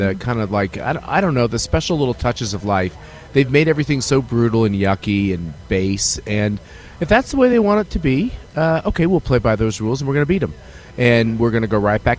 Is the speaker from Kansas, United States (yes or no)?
yes; Kansas, United States; I'm from Kansas